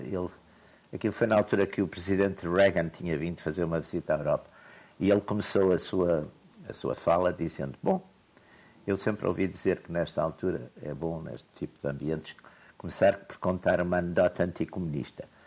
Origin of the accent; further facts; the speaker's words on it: Porto, Norte, Portugal; Eu sou do Porto